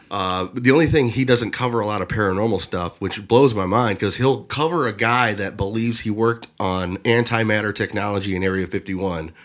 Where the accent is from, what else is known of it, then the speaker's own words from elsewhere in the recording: Lorain, Ohio, United States; I'm from Lorraine